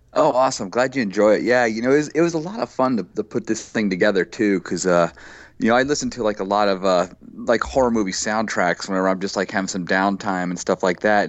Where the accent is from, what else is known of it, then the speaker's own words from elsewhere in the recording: right outside Dayton, Ohio, United States; moved away as an adult; also born or lived in Miami Beach, Florida / New York City / upstate New York; I grew up uh, right outside Dayton, Ohio